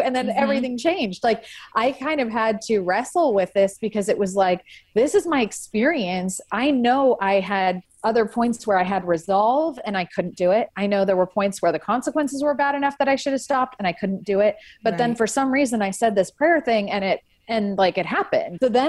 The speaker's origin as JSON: {"language": "English", "region": "California", "country": "United States", "tie": "born or raised there", "said": "I grew up in the San Francisco Bay Area"}